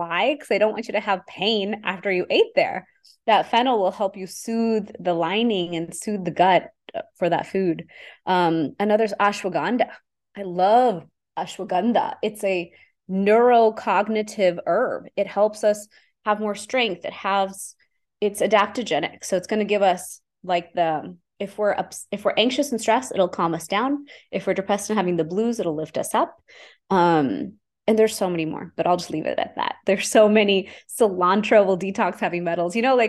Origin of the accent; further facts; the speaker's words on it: India; I'm Indian.